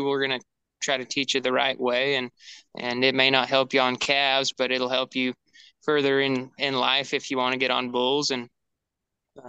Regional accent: the Northwest, Pacific Northwest, United States; we came from the Northwest

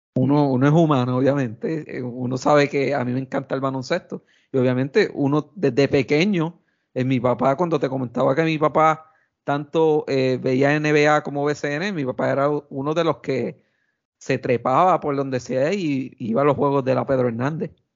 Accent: Quebradillas, Puerto Rico; soy original de Quebradilla

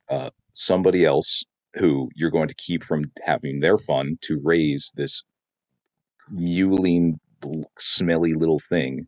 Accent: South Dakota, United States; also born or lived in Japan; now in Michigan, United States; I'm moving back to my home state of South Dakota

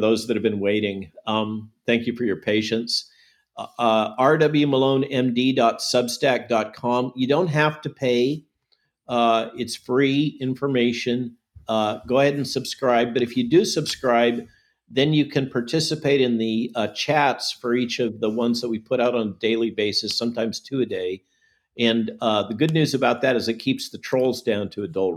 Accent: California, United States; moved away; San Jose, Silicon Valley, and remember, that's my home state.

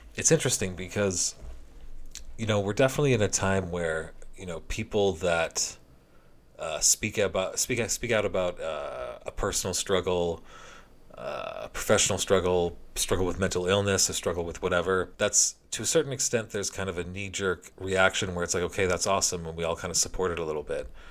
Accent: Canada; as a Canadian hockey fan

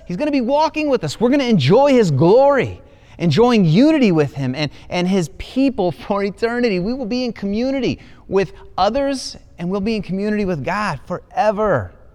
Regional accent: Ohio, United States; moved away; I'm an Ohio boy. I was born in Ohio, lived so many years in Ohio

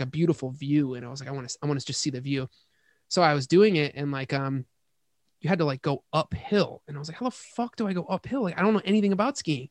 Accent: Hamburg, New York, United States; moved away as an adult; also born or lived in Boston, Massachusetts / California; I'm from Hamburg. So we're both from the burbs of, uh, Buffalo

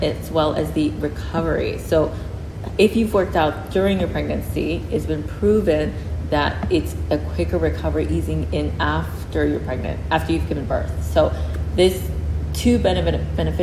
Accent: United States; moved away as an adult; now in Singapore; I'm originally from the States

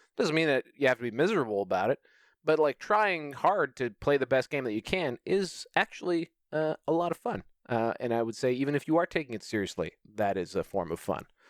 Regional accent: Canada; as a Canadian

